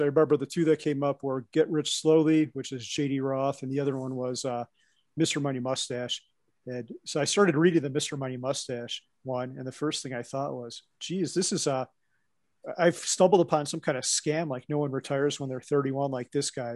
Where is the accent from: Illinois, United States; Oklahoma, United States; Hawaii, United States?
Illinois, United States; Chicago; accent: Midwest; also born or lived in Wisconsin; now in Colorado, United States; I grew up outside of Chicago, a northwest suburb.